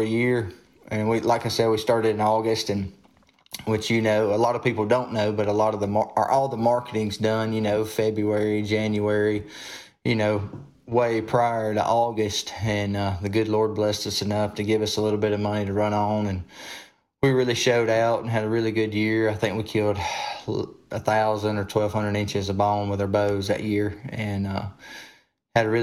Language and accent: English; the South, United States; now in Alabama, United States; I'm from the South